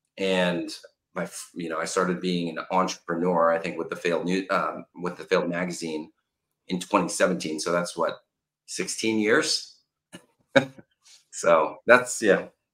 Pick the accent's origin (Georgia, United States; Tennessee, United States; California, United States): California, United States; Los Angeles; I'm originally from Los Angeles, California